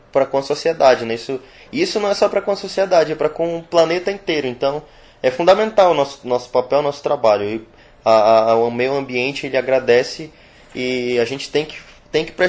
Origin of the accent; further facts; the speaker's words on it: Amazon, Brazil; minha tataravó, minha bisavó, eu trago receitas comigo. Sou da Amazônia e tenho isso comigo.